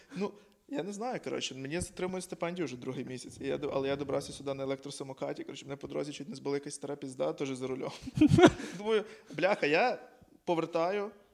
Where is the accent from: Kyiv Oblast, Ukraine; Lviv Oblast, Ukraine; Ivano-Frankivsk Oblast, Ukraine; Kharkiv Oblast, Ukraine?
Ivano-Frankivsk Oblast, Ukraine; Ivano-Frankivsk; Я з Франківська